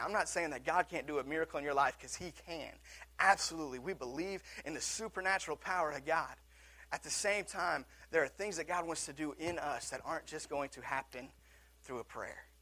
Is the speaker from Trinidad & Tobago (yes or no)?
no; Seattle, Washington, United States; my hometown Seattle Seahawks